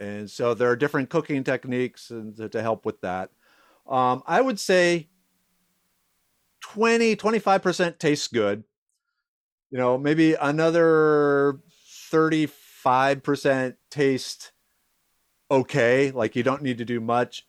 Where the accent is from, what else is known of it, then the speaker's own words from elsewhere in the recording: Minnesota, United States; also born or lived in South Dakota / New York; now in Texas, United States; I grew up in Minnesota